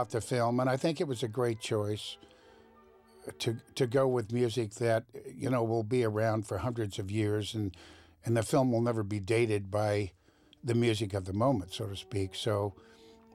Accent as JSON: {"language": "English", "town": "Van Nuys", "region": "California", "country": "United States", "tie": "born or raised there", "said": "I'm from the left coast. I was born in Van Nuys, California"}